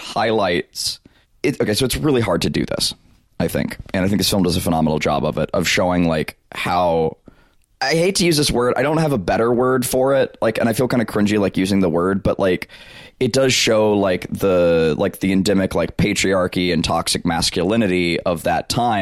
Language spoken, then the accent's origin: English; South Alabama, United States; I grew up in South Alabama